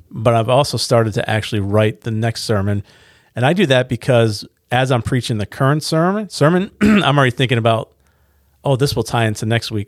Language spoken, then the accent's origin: English; United States; we're from Carolina